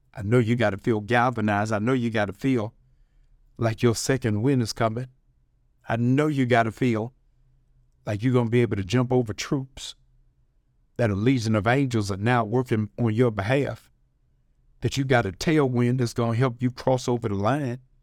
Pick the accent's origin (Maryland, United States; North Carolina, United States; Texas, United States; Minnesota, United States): Maryland, United States; Baltimore; I'm from Baltimore.